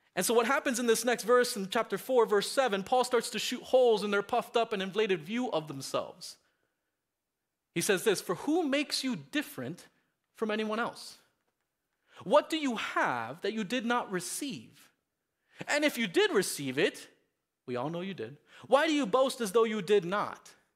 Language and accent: English; Miami, Florida, United States; moved away; Growing up in Miami, we had this, um, real pest problem in my house